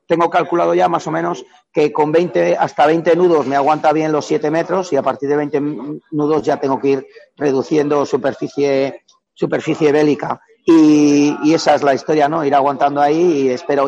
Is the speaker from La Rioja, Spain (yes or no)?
no; Valladolid, Castile and León, Spain; now in Madrid, Spain; Realmente soy nacido en Valladolid, pero bueno, me, he cultivado como amante del agua en el río Pisuerga, ¿no? Eh, que desde los 12 años hacía piragüismo